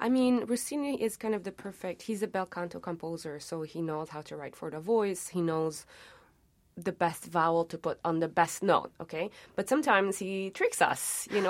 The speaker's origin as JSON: {"language": "English", "town": "Montreal", "region": "Quebec", "country": "Canada", "tie": "born or raised there", "also_born_or_lived": "Tunisia", "said": "I grew up in Montreal, but I would go back to, uh, Tunisia kind of every second summer"}